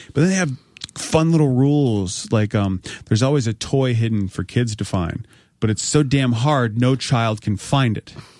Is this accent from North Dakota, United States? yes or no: no; Northern Virginia, United States; I'm from Northern Virginia